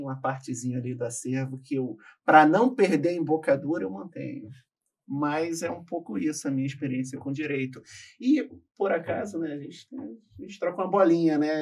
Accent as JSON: {"language": "Portuguese", "region": "Rio de Janeiro", "country": "Brazil", "tie": "born or raised there", "also_born_or_lived": "Espírito Santo", "said": "Eu não tive o privilégio de nascer no Rio de Janeiro, embora eu tenha passado a minha vida toda no Rio. Eu nasci no Espírito Santo e vim muito novo para o Rio de Janeiro."}